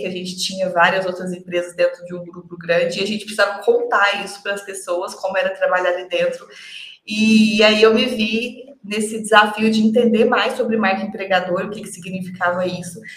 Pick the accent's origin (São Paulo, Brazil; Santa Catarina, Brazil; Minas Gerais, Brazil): Minas Gerais, Brazil; Uberlândia; eu sou de Uberlândia, sou mineira